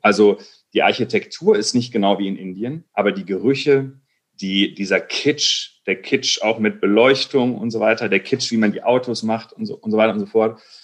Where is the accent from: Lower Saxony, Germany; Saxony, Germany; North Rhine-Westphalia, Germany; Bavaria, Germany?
North Rhine-Westphalia, Germany; Recklinghausen district, Ruhr area; moved away as an adult; also born or lived in Berlin; wir sind im Kreis Recklinghausen äh, aufgewachsen, mitten im Ruhrgebiet